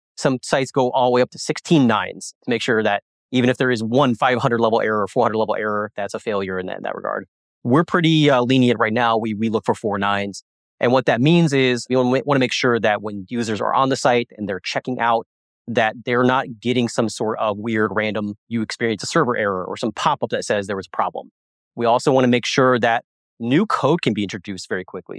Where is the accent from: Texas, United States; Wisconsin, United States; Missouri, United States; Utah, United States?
Missouri, United States; Springfield; I'm actually from Springfield, Missouri